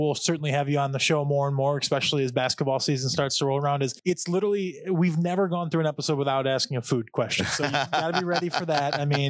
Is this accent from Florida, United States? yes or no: no; Michigan, United States; I'm born and raised in Michigan.